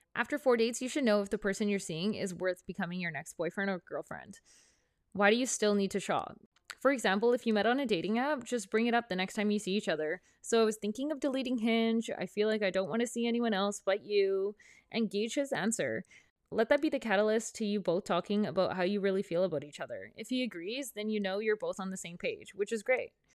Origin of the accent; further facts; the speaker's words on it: Prince Rupert, British Columbia, Canada; moved away as an adult; also born or lived in Vancouver; My hometown, Prince Rupert, is a small town up north